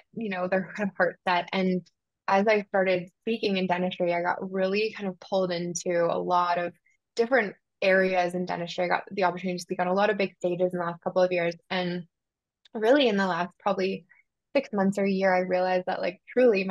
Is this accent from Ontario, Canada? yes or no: no; Southern Alberta, Canada; moved away as an adult; also born or lived in Bermuda; I grew up in Canada, Southern Alberta